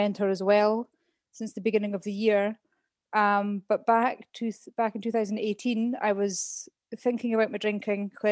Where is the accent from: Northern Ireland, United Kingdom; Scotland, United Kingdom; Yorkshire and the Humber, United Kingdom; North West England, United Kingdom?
Scotland, United Kingdom; moved away as an adult; also born or lived in Middle East / China / Lake Constance, Germany; now in Germany; I grew up in Scotland. That's why I've got this funny accent.